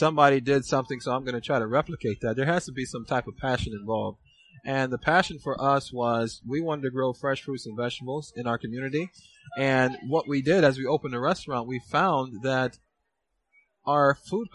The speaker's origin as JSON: {"language": "English", "town": "Fort Lauderdale", "region": "Florida", "country": "United States", "moved": "as an adult", "lives_now": "Somerville, United States", "said": "I am originally from Fort Lauderdale, Florida. Me and my wife, we moved to Somerville, Georgia"}